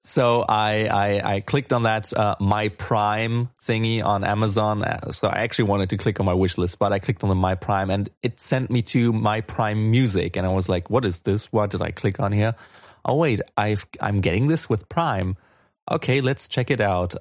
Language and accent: English; Germany; I'm from Germany